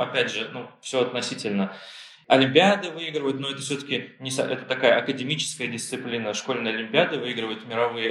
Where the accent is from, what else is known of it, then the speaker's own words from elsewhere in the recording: Ufa, Bashkortostan, Russia; moved away as an adult; also born or lived in Germany / London / Tel Aviv; now in Barcelona, Spain; я родом из Уфы, прожил там большую часть жизни, ну, часть детства прожил в Германии, в военном городке.